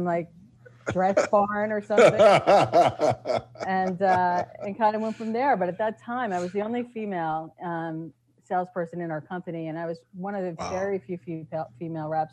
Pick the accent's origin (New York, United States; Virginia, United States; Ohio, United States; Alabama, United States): New York, United States; Eastern Long Island; moved away; also born or lived in Philadelphia area; I grew up in Eastern Long Island.